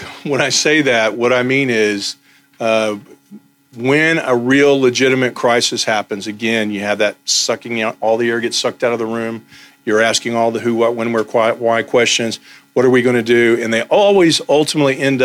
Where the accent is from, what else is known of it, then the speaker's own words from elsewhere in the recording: Texas, United States; I'm from Texas